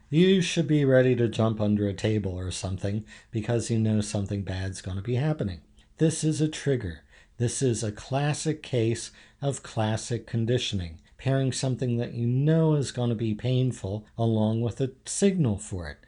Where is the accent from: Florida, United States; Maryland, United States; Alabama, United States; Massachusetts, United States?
Maryland, United States; Havre de Grace; I grew up in Haverty Grace my whole life.